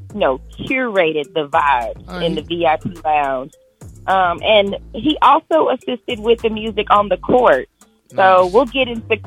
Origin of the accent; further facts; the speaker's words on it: Dallas, Texas, United States; I'm from Dallas